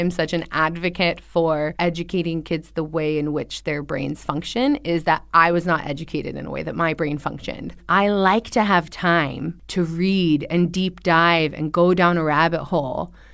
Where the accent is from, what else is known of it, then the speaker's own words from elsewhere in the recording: California, United States; Because I'm originally from Southern California.